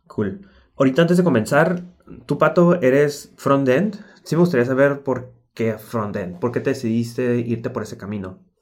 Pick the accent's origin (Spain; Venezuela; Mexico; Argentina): Mexico; como típico mexicano